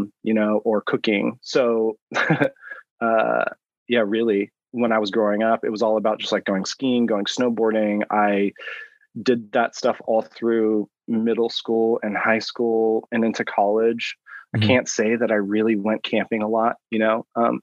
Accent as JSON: {"language": "English", "region": "Pacific Northwest", "country": "United States", "tie": "born or raised there", "said": "I grew up in the Pacific Northwest"}